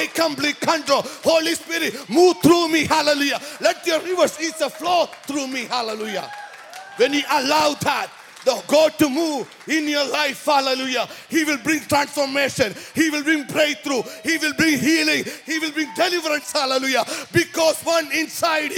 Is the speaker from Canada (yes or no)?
no; India; now in San Jose, United States; I'm originally from India, born and brought up in Catholic family